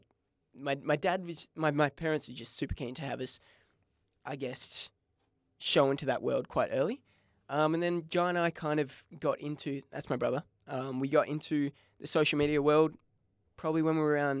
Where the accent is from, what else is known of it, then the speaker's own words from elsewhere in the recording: Bunbury, Western Australia, Australia; But I grew up in Bunbury. I was born in Bunbury.